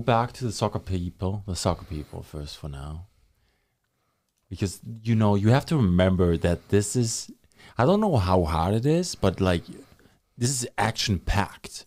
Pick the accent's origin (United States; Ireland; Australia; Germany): Germany; now in Thunder Bay, Canada; when I was growing up in Germany.